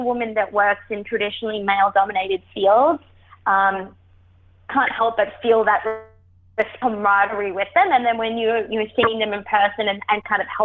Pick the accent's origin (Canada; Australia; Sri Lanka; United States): Australia; moved away; I am Australian